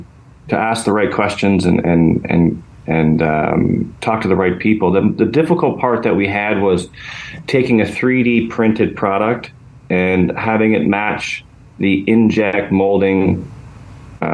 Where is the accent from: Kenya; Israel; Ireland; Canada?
Canada; Ottawa, Ontario; I'm from Ottawa